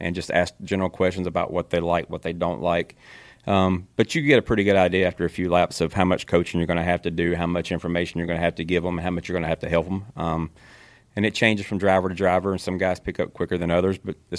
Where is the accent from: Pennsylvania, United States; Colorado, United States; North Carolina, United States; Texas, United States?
North Carolina, United States; Kannapolis; born and raised in Kannapolis, North Carolina